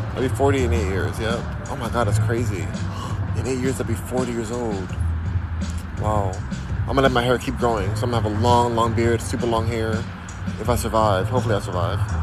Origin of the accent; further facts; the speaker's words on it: Los Angeles, California, United States; also born or lived in Diamond Bar, California; I'm from Los Angeles, California. Born in Diamond Bar which is in Los Angeles